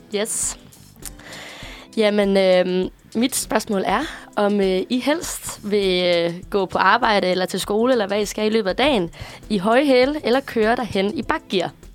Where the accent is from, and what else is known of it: Aarhus, Central Denmark Region, Denmark; moved away as an adult; now in Copenhagen, Denmark